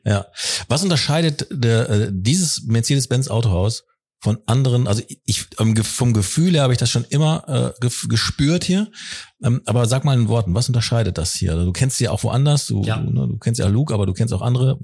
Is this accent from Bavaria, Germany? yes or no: no; Ruhr area, North Rhine-Westphalia, Germany; Jetzt sind wir in meiner Heimat. Da freue ich mich im Ruhrgebiet